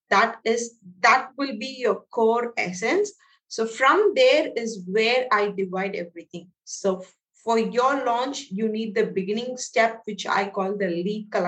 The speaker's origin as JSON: {"language": "English", "country": "India", "said": "So I'm from India."}